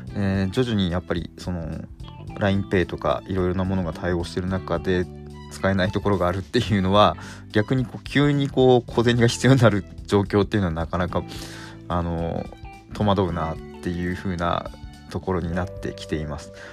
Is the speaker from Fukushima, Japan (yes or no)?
yes; Fukushima, Japan; 地元の福島では